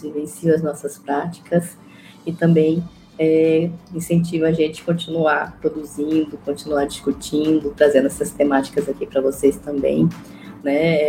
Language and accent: Portuguese; Mato Grosso, Brazil; eu sou de Mato Grosso